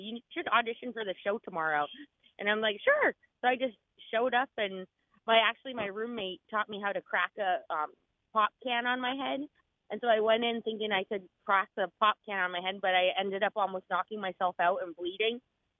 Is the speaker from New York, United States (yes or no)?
no; Alaska, United States; Or everyone's related. I loved it. I feel so fortunate to have grown up there.